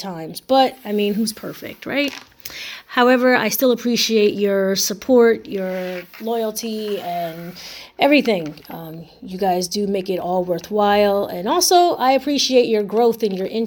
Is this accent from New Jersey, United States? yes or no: yes; Camden, New Jersey, United States; I was raised in Camden, New Jersey, during the 90s